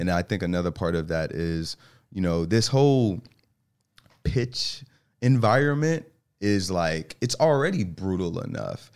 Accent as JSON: {"language": "English", "town": "New York City", "region": "New York", "country": "United States", "tie": "born or raised there", "moved": "yes", "lives_now": "Charlotte, United States", "said": "I grew up in New York, um, so the Bronx"}